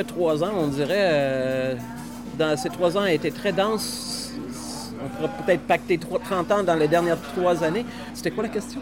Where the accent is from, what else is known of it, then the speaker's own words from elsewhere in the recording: northern Saskatchewan, Canada; moved away as an adult; now in Tadoussac, Canada; Je viens du nord de la Saskatchewan